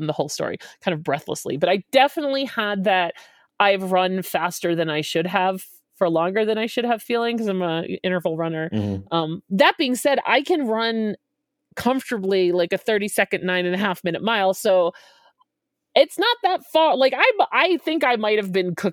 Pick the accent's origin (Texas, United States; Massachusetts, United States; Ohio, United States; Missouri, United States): Massachusetts, United States; Boston area; now in Denver, United States; The marathon starts the city over from where I grew up. I drove over the start line twice a week for my whole childhood